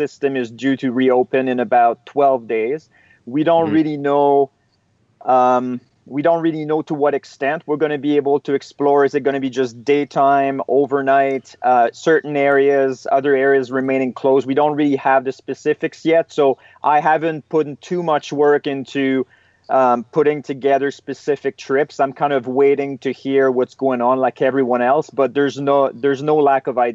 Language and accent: English; Eastern Canada, Canada; now in Canadian Rockies, Canada; I'm originally from Eastern Canada. And I've been based out of the West now in the Canadian Rockies for over 10 years.